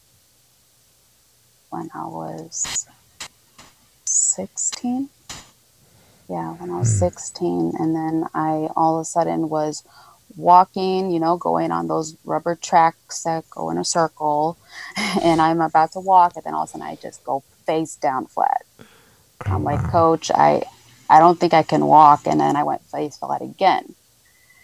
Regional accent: northwest suburb of Chicago, Illinois, United States; also born or lived in Trujillo, Peru; I was raised in Illinois, a northwest suburb off Chicago

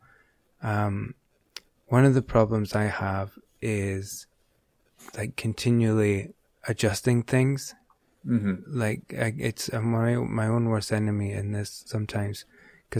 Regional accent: Aberdeen, Scotland, United Kingdom; I'm from Aberdeen, so it's a couple of hours away.

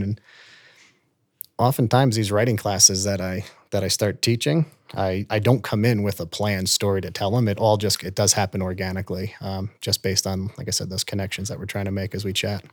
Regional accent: Long Island, New York, United States; moved away as an adult; now in Vail, United States; I'm from, you know, the state of New York and Long Island

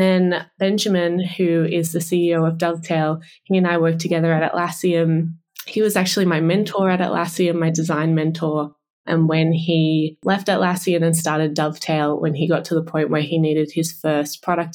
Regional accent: Australia; you live here your whole life

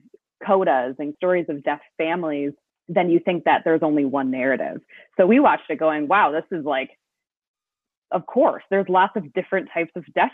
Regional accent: Bloomington, Minnesota, United States; moved away; I lived Minneapolis adjacent. So I grew up in Bloomington

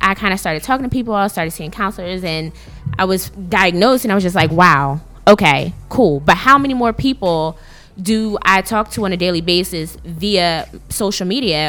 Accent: Philadelphia, Pennsylvania, United States; I grew up in North Philadelphia, graduated from Strawberry Mansion High School.

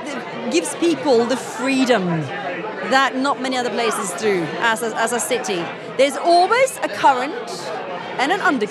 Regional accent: Oslo, Norway

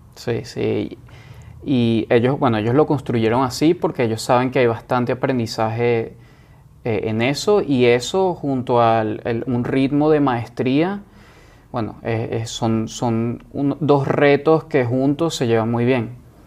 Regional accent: Caracas, Capital District, Venezuela; moved away as an adult; also born or lived in Boston, United States; now in San Francisco, United States; yo me fui a los 18 años de Venezuela, de Caracas, y me fui a Boston

